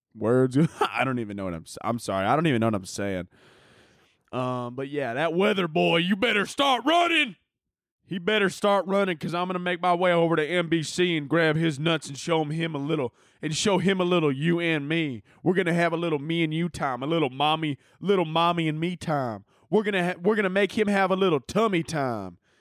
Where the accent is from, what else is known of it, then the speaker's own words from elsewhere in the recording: Chicago, Illinois, United States; moved away; I grew up in Chicago, not the Arabian desert.